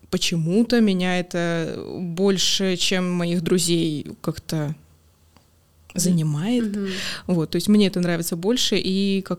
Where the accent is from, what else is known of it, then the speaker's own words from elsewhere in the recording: Novosibirsk, Novosibirsk Oblast, Russia; now in Saint Petersburg, Russia; Из Новосибирска. Да, я из Новосибирска родом